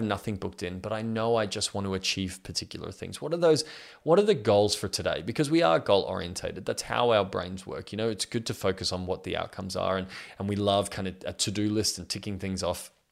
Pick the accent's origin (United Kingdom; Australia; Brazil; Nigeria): Australia; I'm 32 years old and I'm from Australia.